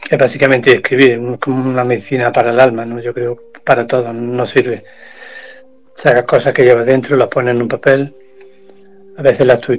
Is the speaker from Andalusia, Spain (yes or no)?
yes; Córdoba, Andalusia, Spain; Voy a cantar un fragmento aquí voy a sacar mi lado cordobés, mi lado andaluz.